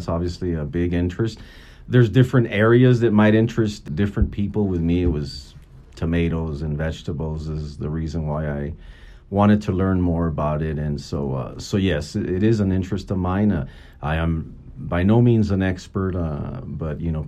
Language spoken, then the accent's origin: English; El Paso, Texas, United States; also born or lived in Oregon / San Diego; I'm from El Paso, Texas, and I actually currently still live there